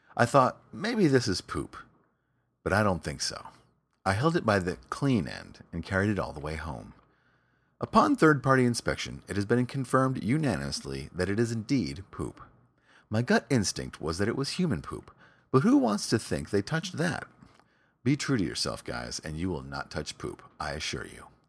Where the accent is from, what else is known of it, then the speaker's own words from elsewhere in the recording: New York City, New York, United States; my hometown, New York City